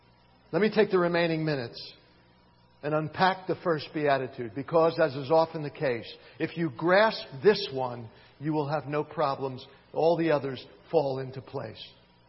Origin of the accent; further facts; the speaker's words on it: Philadelphia, Pennsylvania, United States; also born or lived in Miami, Florida; now in Sylva, United States; In fact, it was when I moved from Miami, Florida to Silva in 1976. I had grown up in Philadelphia and in Miami. There aren't many mountains.